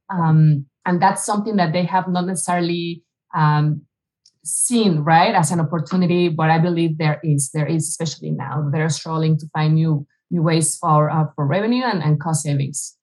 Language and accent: English; Mexico City, Mexico; moved away as an adult; now in United States; I grew up in Mexico City. I was there for the first almost 30 years of my life.